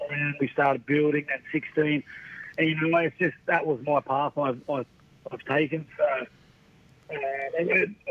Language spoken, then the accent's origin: English; Central Coast, New South Wales, Australia; I grew up on the Central Coast near Newcastle